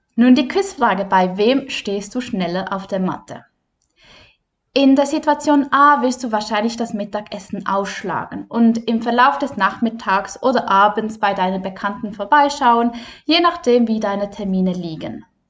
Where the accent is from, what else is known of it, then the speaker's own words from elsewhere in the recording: Switzerland; bei uns in der Schweiz